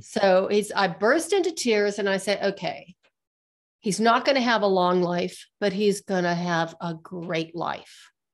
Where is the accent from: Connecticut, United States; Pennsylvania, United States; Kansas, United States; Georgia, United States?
Pennsylvania, United States; Western; now in Colorado, United States; I'm from Western Pennsylvania